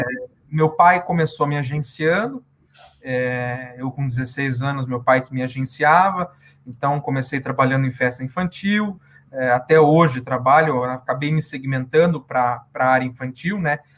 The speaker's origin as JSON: {"language": "Portuguese", "town": "Curitiba", "region": "Paraná", "country": "Brazil", "said": "Eu sou de Curitiba, Paraná, capital do estado do Paraná, sou aqui da região sul"}